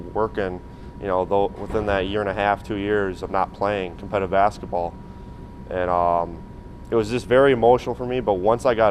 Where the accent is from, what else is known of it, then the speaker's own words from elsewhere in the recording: Wisconsin Rapids, Wisconsin, United States; moved away as an adult; also born or lived in Oshkosh, Wisconsin / Albany, New York; I grew up in Wisconsin Rapids